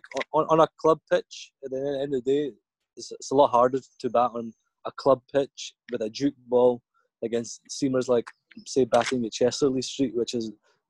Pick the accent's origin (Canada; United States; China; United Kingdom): United Kingdom; Scotland; They never really respected us as Scottish players.